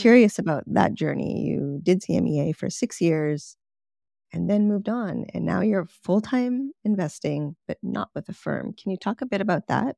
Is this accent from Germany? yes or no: no; Canada; moved away; I'm from Canada